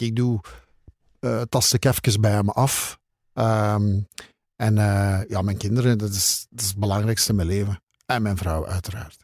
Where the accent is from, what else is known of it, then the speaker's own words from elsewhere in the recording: Zele, Flanders, Belgium; also born or lived in Dendermonde; Ik ben geboren in Zelen. Dat ligt naast Endermonde, waar ik nog altijd woon.